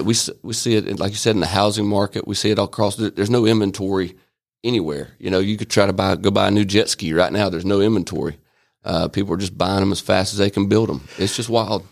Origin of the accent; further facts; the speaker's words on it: Albany, Georgia, United States; moved away as an adult; also born or lived in Atlanta, Georgia; now in Rome, United States; I was born in Albany, Georgia, and, uh, was raised up there